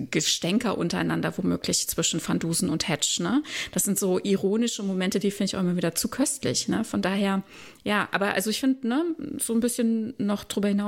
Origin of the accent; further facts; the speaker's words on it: Germany; dass ich mich falsch repräsentiert fühle als Deutsche.